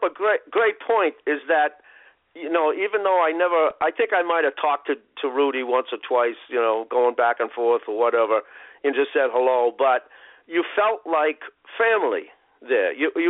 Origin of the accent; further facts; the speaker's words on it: Boston, Massachusetts, United States; being in Boston all my life